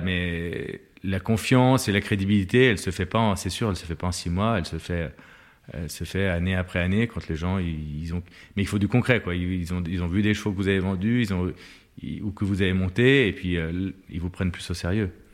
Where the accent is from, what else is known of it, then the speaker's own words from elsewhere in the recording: Lyon, Auvergne-Rhône-Alpes, France; Je suis lyonnais